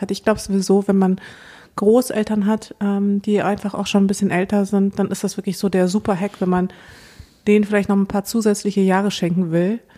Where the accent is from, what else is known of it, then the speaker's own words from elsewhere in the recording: Moldova; born there; ich bin geboren in Moldawien, ein Land, zu dem ich gar keinen Bezug habe